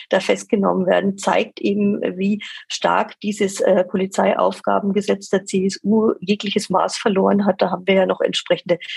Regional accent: Nuremberg, Bavaria, Germany; Und für mich als Nürnbergerin ist die Sache natürlich ganz klar.

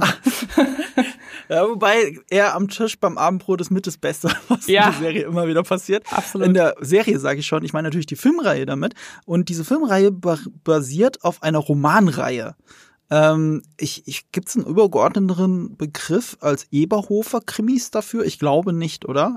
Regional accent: Rhineland-Palatinate, Germany; moved away; also born or lived in Munich; Ich komme aber aus Rheinland-Pfalz. Aus, und das ist schon ein sehr ländliches Bundesland. Und ich komme auch vom Land. Ich bin äh, in dieser bäuerlichen Umgebung aufgewachsen.

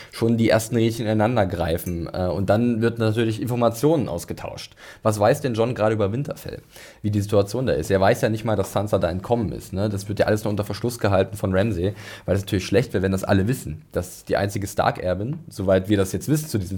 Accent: Northern Germany, Germany; Ich komme zwar auch aus dem Norden, aber ich bin sowas von nicht seefest.

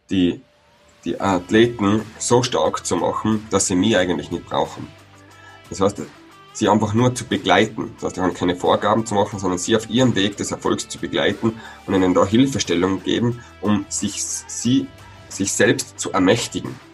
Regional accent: Tyrol, Austria; Ich bin aufgewachsen im Tiroler Oberland ähm, als Sohn einer Bergbauernfamilie.

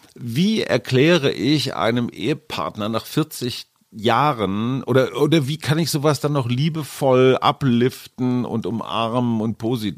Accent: North Rhine-Westphalia, Germany; Ich bin ja eher emotional so ein bisschen verkarstet als Westfale

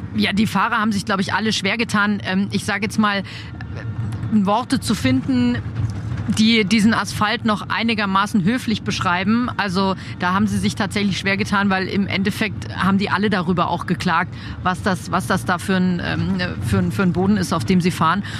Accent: Germany; bei uns in Deutschland

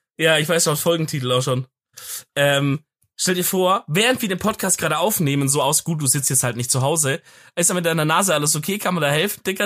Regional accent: Swabia, Germany; als Schwabe

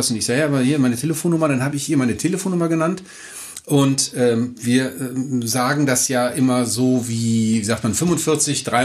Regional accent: Düsseldorf, North Rhine-Westphalia, Germany; kommen Sie von hier her, ich komme aus Düsseldorf-Unterbach.

